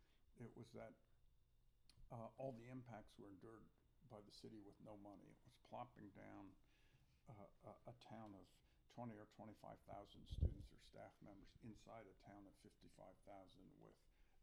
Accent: Vallejo, California, United States; now in Santa Cruz, United States; I grew up in Vallejo.

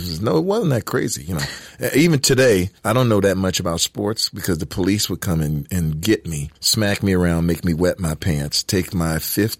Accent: Detroit, Michigan, United States; accent: Detroit; I was born in Detroit, Michigan. The inner city of Detroit, Michigan.

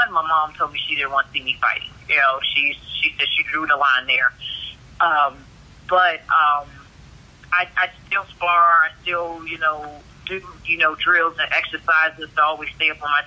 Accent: Washington, District of Columbia, United States; moved away as an adult; also born or lived in Queens, New York; now in Arizona, United States; I was born in Queens, New York, left there when I was 10, and grew up in D.C., Maryland area

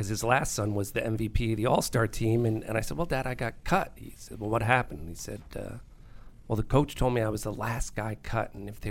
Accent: White Plains, New York, United States; now in Virginia, United States; I grew up in White Plains, New York.

